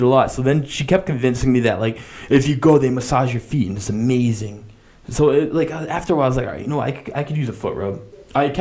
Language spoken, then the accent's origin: English; United States; I'm American